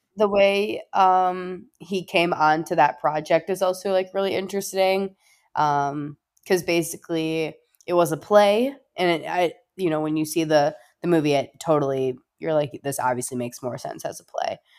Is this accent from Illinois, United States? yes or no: yes; Chicago, Illinois, United States; I'm from Chicago